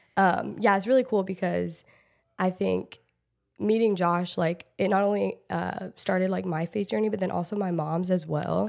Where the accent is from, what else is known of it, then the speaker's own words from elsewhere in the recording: Portland, Oregon, United States; moved away as an adult; also born or lived in Los Angeles / Texas / Michigan; I grew up in Portland, like, Portland area, Oregon